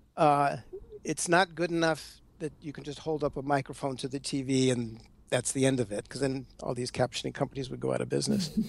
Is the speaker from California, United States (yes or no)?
yes; Los Angeles, California, United States; moved away; I was out there in LA. Uh, which is where I which is where I grew up